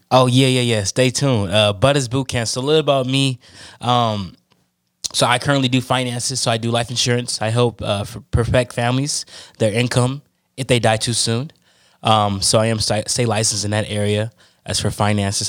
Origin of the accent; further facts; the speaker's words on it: Oakland, California, United States; I'm from, born and raised in Oakland, California